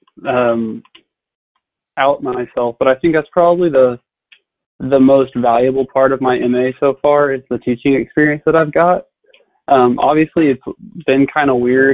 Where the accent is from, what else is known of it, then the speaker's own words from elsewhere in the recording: Royse City, Texas, United States; moved away as an adult; also born or lived in Arkadelphia, Arkansas; now in Fayetteville, United States; I'm originally from the Dallas area. I grew up in a small town called Royse City, which is about half an hour east of Dallas